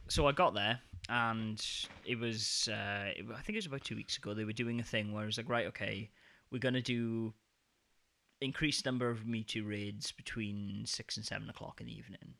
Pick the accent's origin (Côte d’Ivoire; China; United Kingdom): United Kingdom; now in Denmark; my hometown in the U K